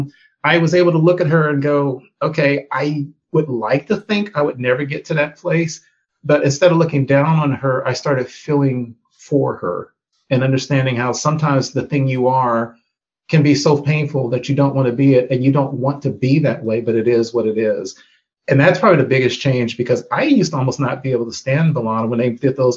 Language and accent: English; United States; being a Black person growing up in America